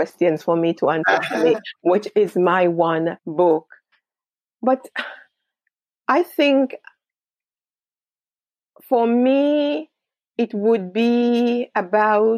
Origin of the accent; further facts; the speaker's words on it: Jamaica; now in United Kingdom; I was born in Jamaica